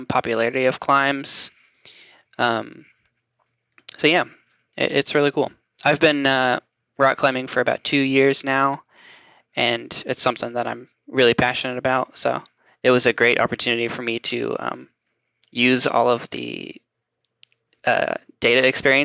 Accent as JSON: {"language": "English", "town": "Franklin", "region": "Tennessee", "country": "United States", "said": "I'm from Franklin area, just south of Nashville"}